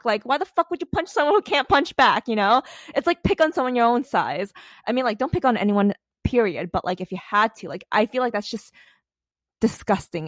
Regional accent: New York City, New York, United States; a regular American who was, like, born and raised in New York City

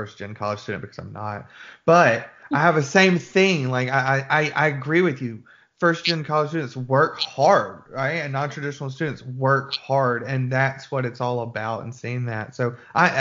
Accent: Birmingham, Alabama, United States; I'm from Birmingham, Alabama

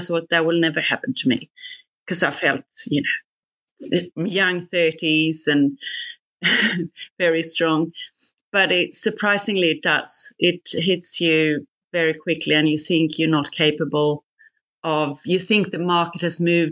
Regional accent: Sweden; moved away as an adult; also born or lived in Singapore; now in Australia; I'm not Australian from the beginning. I'm Swedish. Moved from Sweden to Singapore first in banking

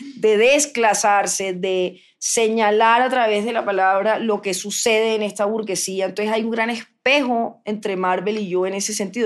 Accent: Cartagena / Barranquilla, Caribbean Region, Colombia; Yo soy mitad cartagenera, mitad barranquillera

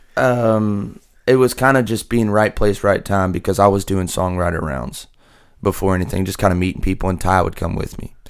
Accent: hometown hit by Hurricane Laura, Louisiana, United States; moved away as an adult; now in Nashville, United States; we had two hurricanes hit my hometown back to back

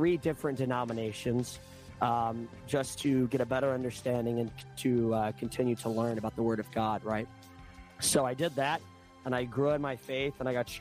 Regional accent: Southeast, United States; I grew up in the southeast for the most part

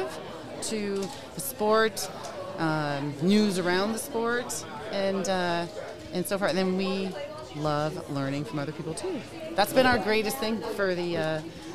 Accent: New York, United States; now in Los Angeles, United States; we're both from New York

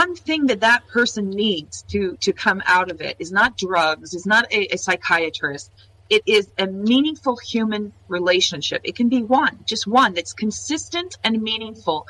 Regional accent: California, United States; also born or lived in Jordan; now in Finland; I'm from California.

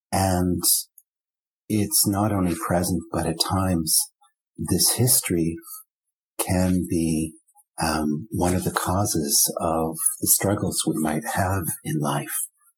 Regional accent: Vancouver, British Columbia, Canada; third generation Germans like myself, growing up in Vancouver

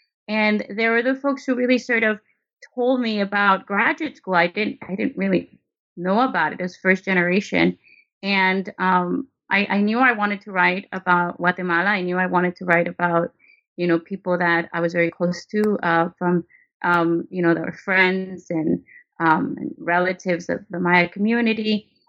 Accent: California, United States; And I grew up in Westlake MacArthur Park. That's where we lived for a bit over a decade. And then we moved to Highland Park, where I reside now

